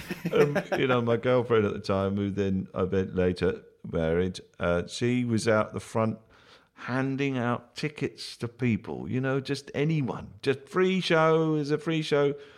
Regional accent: Bath, South West England, United Kingdom; in my hometown when I grew up in Bath

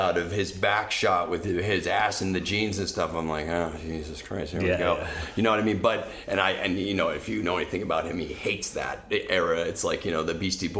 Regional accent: Portsmouth, New Hampshire, United States; my hometown of Portsmouth

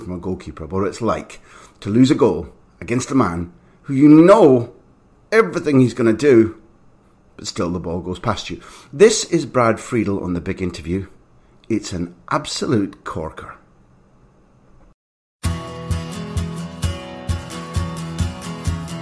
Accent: Aberdeen, Scotland, United Kingdom; when I was growing up in Aberdeen, which is in the cold northeast of Scotland

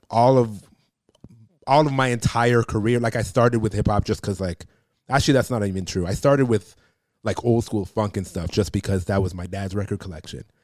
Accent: Toronto, Ontario, Canada; I grew up in Toronto

